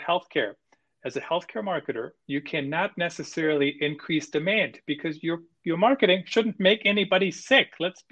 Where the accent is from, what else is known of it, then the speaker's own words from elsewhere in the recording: Germany; moved away; I grew up in Germany